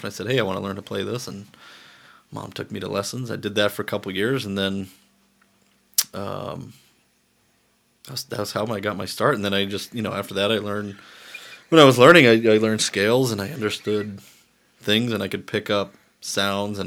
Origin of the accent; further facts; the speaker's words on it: Charleston, South Carolina, United States; I grew up mainly in South Carolina